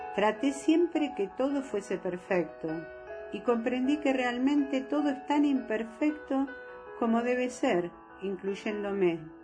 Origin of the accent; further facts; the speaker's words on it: Argentina; los dos somos argentinos